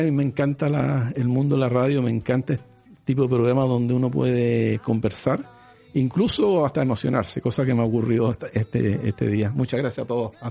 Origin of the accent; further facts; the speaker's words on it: northern Chile, Chile; esa es la, es la gracia que tiene el norte, que nosotros somos eh, chilenos pero de Iquique, chilenos pero de Arica, chilenos pero de Antofagasta